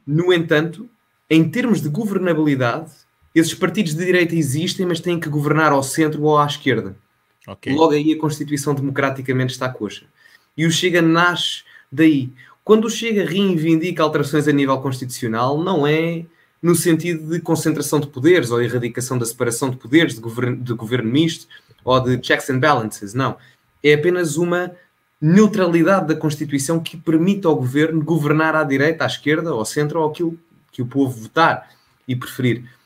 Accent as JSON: {"language": "Portuguese", "town": "Oeiras", "region": "Lisbon", "country": "Portugal", "tie": "born or raised there", "also_born_or_lived": "Loures", "said": "Eu cresci um, em Oeiras e em Louros, uh, desde miúdo, uh, nos dois sítios"}